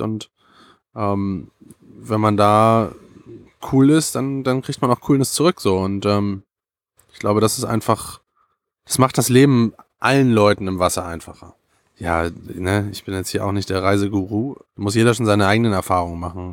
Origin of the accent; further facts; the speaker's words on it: Hamburg, Germany; als Kind der Küste, als Hamburger bist du immer gerne am Meer so.